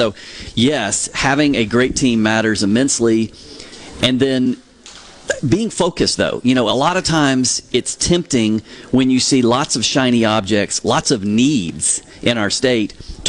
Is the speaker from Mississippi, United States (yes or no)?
yes; Laurel, Mississippi, United States; You know, growing up in Laurel, I just thought Mississippi was the best place on the planet.